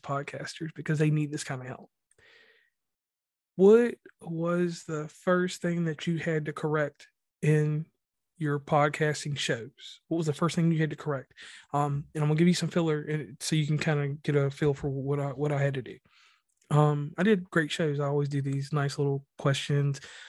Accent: Mid-Atlantic, United States; also born or lived in West Virginia; I am from the Mid-Atlantic, but I'm from the country

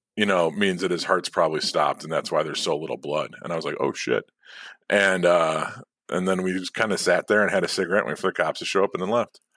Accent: Chicago, Illinois, United States; I grew up in the city. I grew up in Chicago

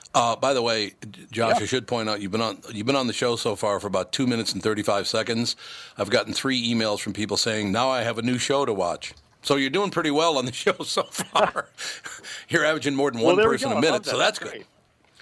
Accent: Minnesota, United States; we don't have any of that stuff where I grew up in Minnesota.

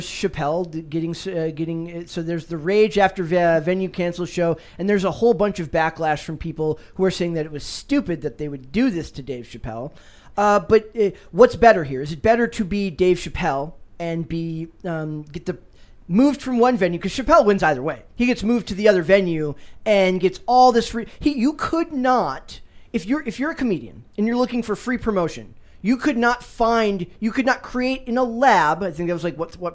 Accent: Minnesota, United States; moved away; the state of Minnesota, my home state

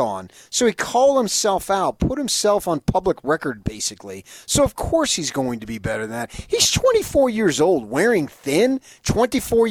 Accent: Phoenix, Arizona, United States; now in Utah, United States; my hometown, Phoenix, Arizona.

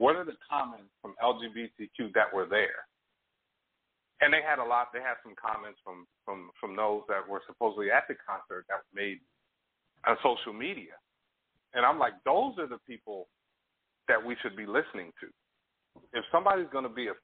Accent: New York, United States; I grew up in New York

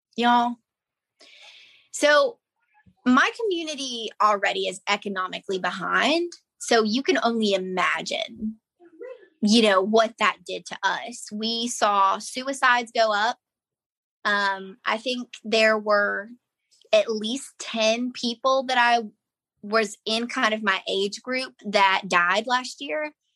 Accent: United States; moved away as an adult; growing up in Johnson County

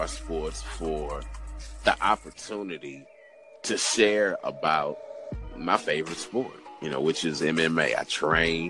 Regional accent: St. Louis, Missouri, United States; here in St. Louis, my hometown

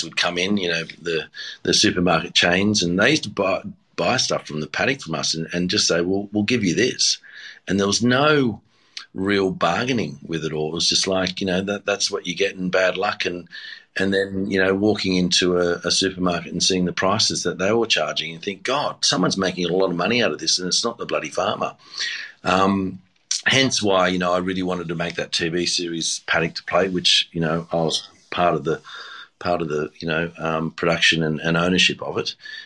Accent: Sydney, New South Wales, Australia; born or raised there; also born or lived in Tamworth, New South Wales / Badgerys Creek, New South Wales / Taralga, New South Wales

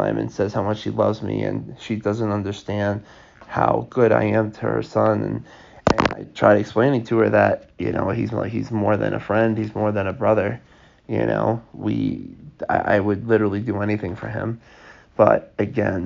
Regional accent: Long Island, New York, United States; We're from Long Island

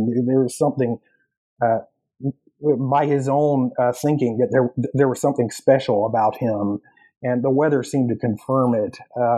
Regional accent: North Carolina, United States; now in Midwest, United States; when I moved here to the Midwest, I was born and raised in North Carolina, where there aren't as many tornadoes.

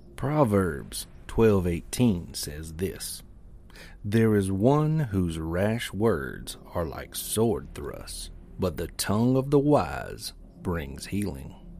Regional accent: Springfield, South Carolina, United States; born or raised there

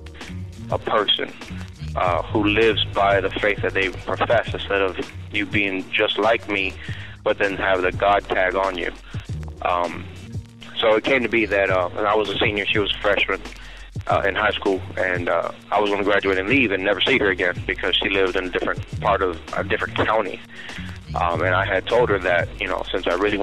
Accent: Miami, Florida, United States; now in South Carolina, United States; I'm from Miami. I live over at South Carolina right now, but Miami is my home

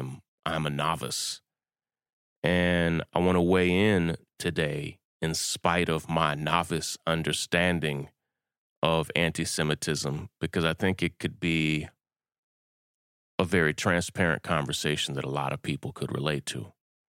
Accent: Versailles, Kentucky, United States; I grew up in Versailles, Kentucky. And by and large, when I grew up in Versailles, diversity meant black and white.

